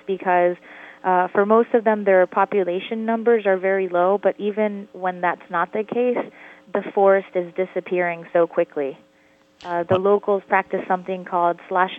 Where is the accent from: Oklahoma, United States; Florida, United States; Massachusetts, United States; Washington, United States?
Florida, United States; Miami; I grew up in Miami, Florida